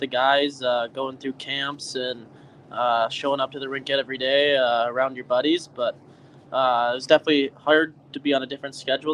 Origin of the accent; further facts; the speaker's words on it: United States; being an American